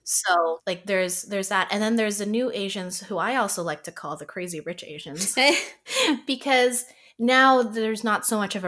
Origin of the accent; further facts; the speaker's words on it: Toronto, Ontario, Canada; growing up in Canada, I can associate with everyone who also grew up in Canada because I was born here